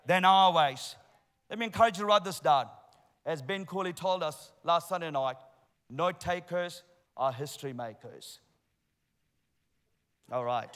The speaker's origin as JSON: {"language": "English", "country": "Sri Lanka", "moved": "yes", "said": "I'm originally from Sri Lanka"}